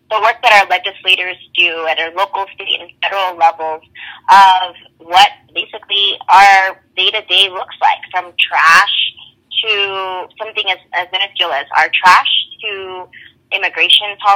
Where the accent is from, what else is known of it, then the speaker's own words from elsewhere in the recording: Los Angeles, California, United States; I am from Los Angeles, born and raised. Um, I'm the first Latina in my family to go to college.